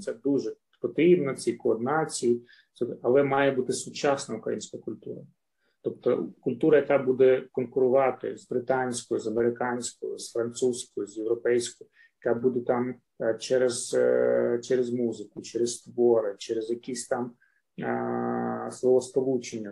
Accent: Luhansk, Luhansk Oblast, Ukraine; я з Луганська

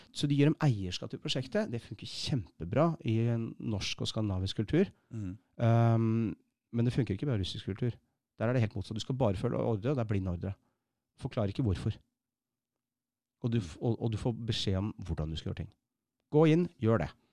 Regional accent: Bærum, Akershus, Norway; Jeg vokste opp i Bærum

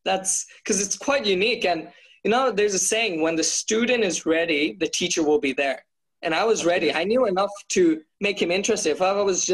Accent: Bangladesh; now in Australia; I grew up in Bangladesh

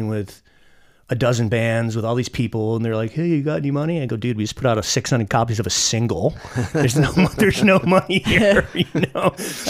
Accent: Ithaca, New York, United States; moved away as an adult; also born or lived in Alfred, New York; now in Columbus, United States; I was born in Ithaca, New York. And when I was 10, we moved to a small college town called Elford, and it is on the Pennsylvania border in what's called the Southern Tier

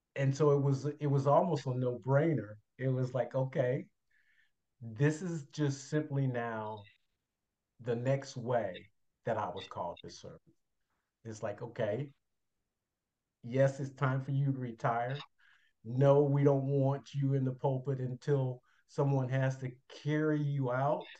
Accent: Chicago, Illinois, United States; moved away as an adult; now in Indianapolis, United States; born and raised in Chicago, Illinois

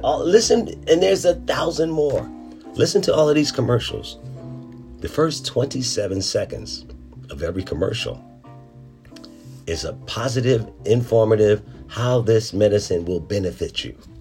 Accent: Philadelphia, Pennsylvania, United States; I grew up in Philadelphia

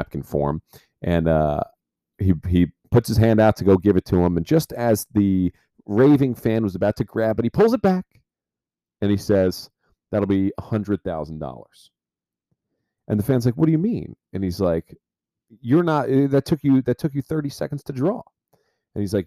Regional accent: New Jersey, United States; growing up in New Jersey

